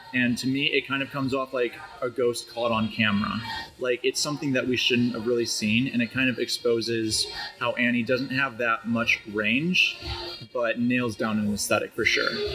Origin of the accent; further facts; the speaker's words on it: Chicago, Illinois, United States; I'm from Chicago.